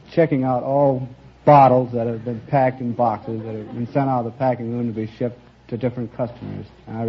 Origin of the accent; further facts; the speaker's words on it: Alcester, South Dakota, United States; Small corner of South Dakota near Alcester.